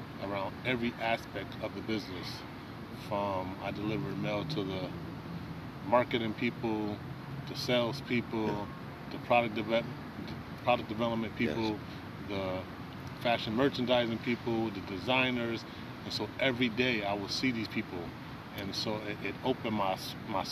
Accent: Stamford, Connecticut, United States; also born or lived in Norwalk, Connecticut; I was born and raised right here in Stamford, Connecticut

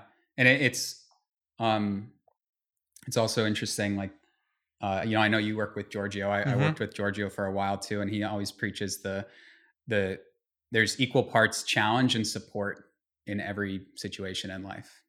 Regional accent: Tokyo, Japan; born there; also born or lived in Vienna, Austria / Belgium / United States; we moved around. I was born in Tokyo. I was, you know, lived in Vienna, Austria, and, lived in Belgium and lived all over the US.

